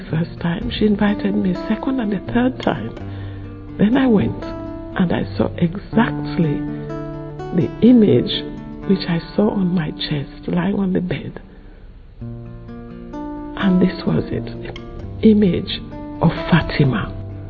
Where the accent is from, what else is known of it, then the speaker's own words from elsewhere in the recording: Sierra Leone; now in London, United Kingdom; I come from Sierra Leone and I live in London